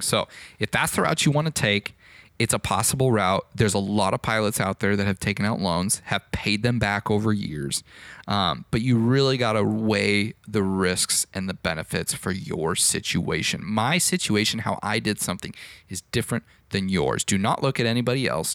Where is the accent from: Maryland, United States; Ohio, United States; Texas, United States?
Texas, United States; Fort Worth; there was a flight school here in my hometown of Fort Worth